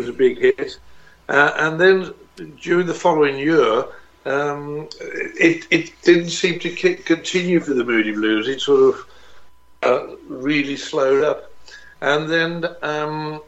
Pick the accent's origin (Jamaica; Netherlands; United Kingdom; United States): United Kingdom; Birmingham, West Midlands; I'm from Birmingham